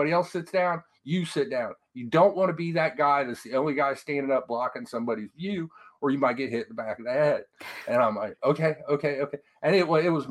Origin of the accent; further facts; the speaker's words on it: Columbus, Ohio, United States; growing up in Columbus, Ohio